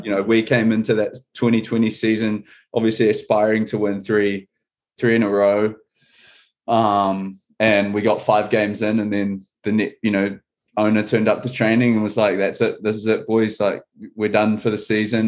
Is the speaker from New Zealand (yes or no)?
yes; New Zealand; now in Seattle, United States; I'm from New Zealand